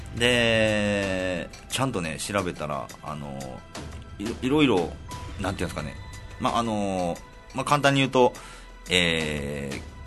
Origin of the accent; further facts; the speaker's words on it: Kansai, Japan; 関西出身なんですけど